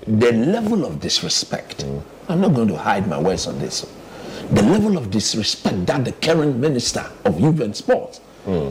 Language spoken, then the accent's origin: English; Ghana; as a Ghanaian